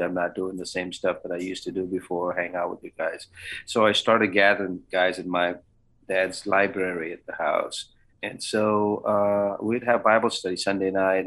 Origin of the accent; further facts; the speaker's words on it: Bangalore, Karnataka, India; also born or lived in Canada / Louisiana / Iowa; now in Springfield, Kentucky, United States; I grew up in the great uh, metropolitan city of Bangalore or Bengaluru